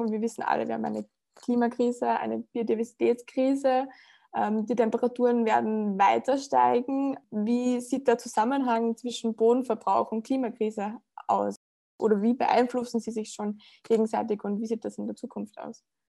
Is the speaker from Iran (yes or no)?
no; Upper Austria, Austria; das kenne ich ganz gut von dem Ort, in dem ich groß geworden bin. Also ich komme aus Oberösterreich und äh, äh aus dem ländlichen Bereich